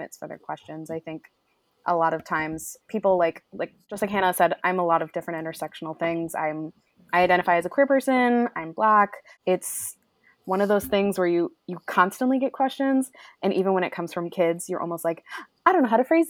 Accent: Western Maine, United States; moved away; I grew up in Western Maine, super white

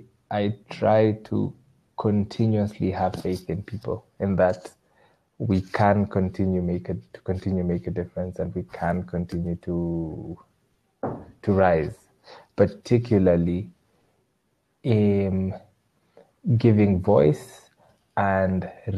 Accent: Kenya; Yeah, of course. I'm Kenyan. Lots of milk.

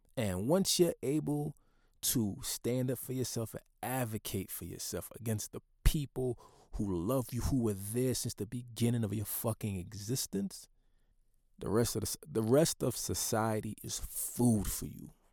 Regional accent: United States; being a Haitian American, first generation born into the Black experience in, in the United States

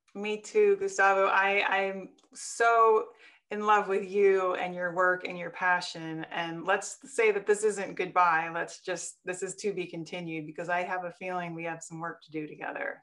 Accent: Wisconsin, United States; also born or lived in Colorado; now in Portland, United States; I grew up in Wisconsin, so I'm a little bit of that farm girl

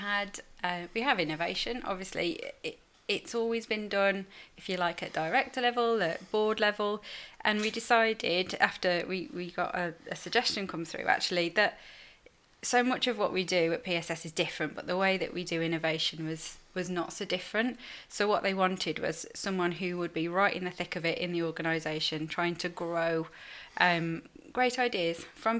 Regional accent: Staffordshire, West Midlands, United Kingdom; I'm not from Liverpool, as you'll tell from my accent. I'm from Staffordshire.

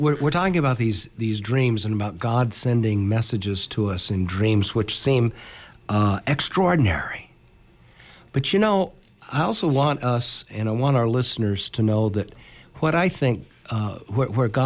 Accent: Broken Bow, Nebraska, United States; I grew up in Broken Bow in Custer County.

